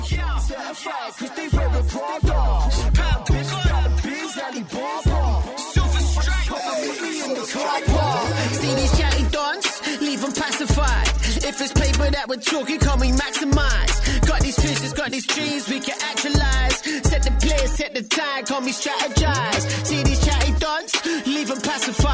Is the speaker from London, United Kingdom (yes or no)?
yes; London, United Kingdom; now in United Arab Emirates; me as a Londoner